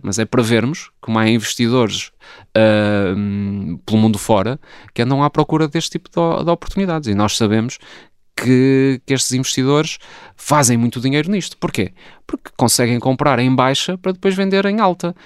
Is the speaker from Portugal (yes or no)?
yes; Porto, Norte, Portugal; eu que até nasci no Porto eh, e portanto sou um sportinguista do Porto